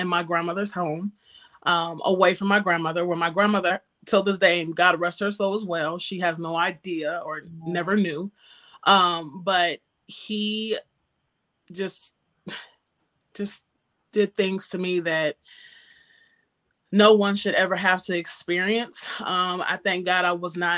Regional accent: Northeast Ohio, United States; moved away as an adult; now in North Carolina, United States; I am from Northeast Ohio, the cold area. And I have been here in North Carolina for, it'll be 8 years

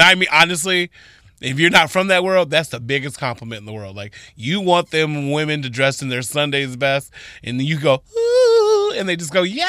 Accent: Toledo, Ohio, United States; I'm from Toledo

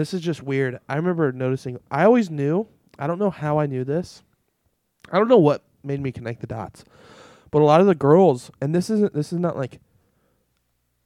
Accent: Colorado, United States; growing up in Colorado in the school, like, we were brainwashed to hate conservatives

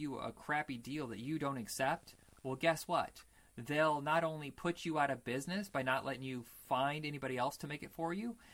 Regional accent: Indiana, United States; we grew up in Indiana

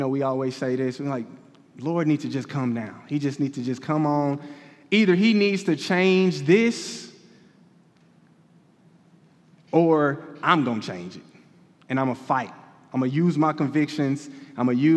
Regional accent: Kansas City, Missouri, United States; I'm from Kansas City

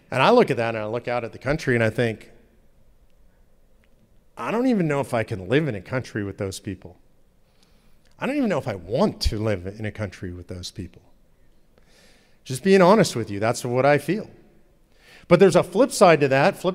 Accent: Texas, United States; And you know, I'm from Texas, which is a good red state.

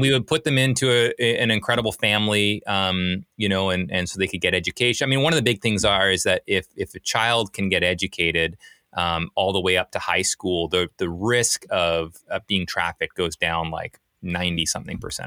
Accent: British Columbia, Canada; now in Portland, United States; I'm from Canada originally, grew up in Canada, small little ski town, uh, up in British Columbia.

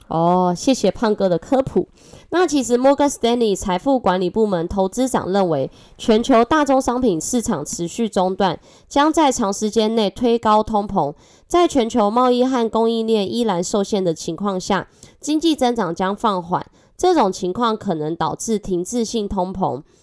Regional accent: Taiwan; accent: Taiwanese Mandarin; 我是台湾国语界最正的俏妞

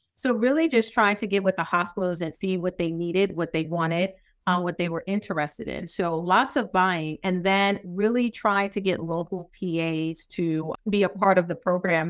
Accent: New York City, New York, United States; moved away; I'm from New York City, so contrast and the accent

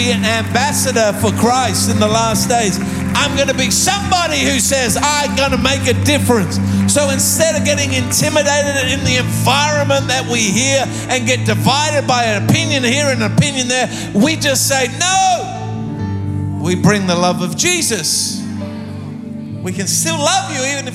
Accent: Australia; I come from Australia

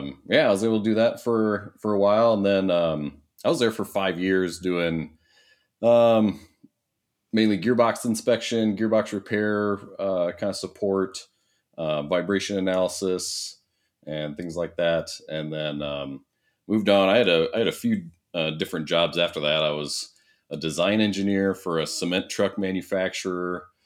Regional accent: Iowa, United States; So, yeah, I went to Iowa State.

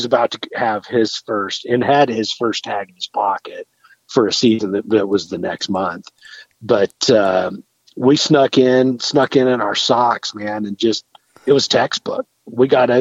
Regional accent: Northeast Arizona, United States; I grew up hunting deer in Northeast Arizona.

